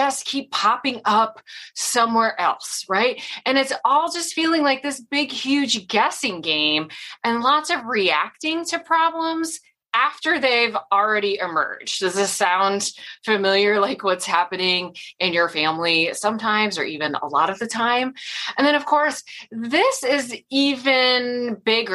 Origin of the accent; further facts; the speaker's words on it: Michigan, United States; moved away as an adult; also born or lived in Austin, Texas; now I'm back in Michigan, outside Grand Rapids in West Michigan